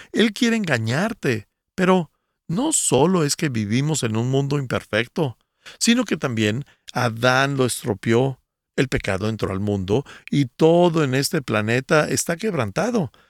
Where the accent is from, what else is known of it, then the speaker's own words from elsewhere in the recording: Guatemala; soy de Guatemala.